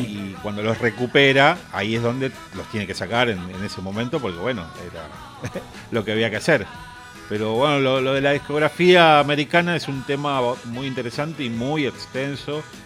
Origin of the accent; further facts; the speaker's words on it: Argentina; que somos argentinos